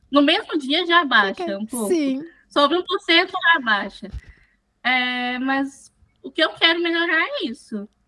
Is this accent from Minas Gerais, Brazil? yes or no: yes; interior of Minas Gerais, Brazil; Eu tenho 18 anos, sou do interior de Minas Gerais